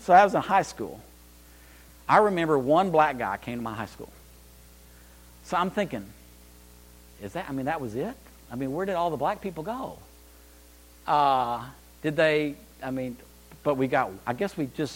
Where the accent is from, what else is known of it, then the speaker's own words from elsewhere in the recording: Amarillo, Texas, United States; I was raised in Amarillo, Texas. I'm a High Plains drifter